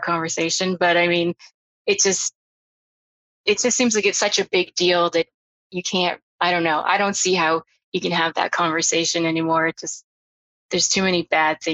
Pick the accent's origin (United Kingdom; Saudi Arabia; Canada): Canada; I'm Canadian